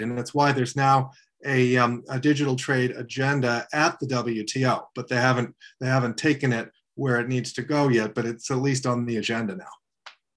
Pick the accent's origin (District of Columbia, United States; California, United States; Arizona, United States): District of Columbia, United States; Washington; I grew up in Washington, D.C.